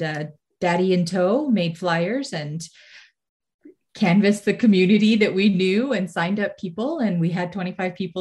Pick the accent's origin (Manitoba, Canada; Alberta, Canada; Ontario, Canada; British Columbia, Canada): Ontario, Canada; Mississauga; I grew up in Mississauga